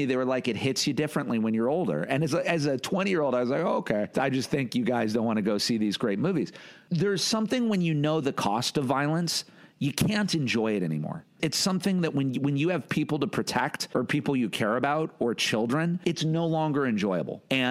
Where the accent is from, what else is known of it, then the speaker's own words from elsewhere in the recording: United States; I'm American